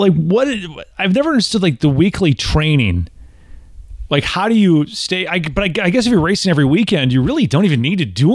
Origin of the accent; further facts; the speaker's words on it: Tennessee, United States; I'm from Tennessee. Like, you know, I've got distilleries in my backyard